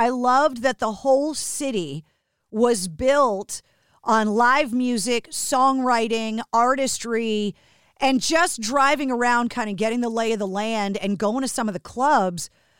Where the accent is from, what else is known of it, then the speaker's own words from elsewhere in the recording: Boston, Massachusetts, United States; Growing up in Boston, I had never spent any time there.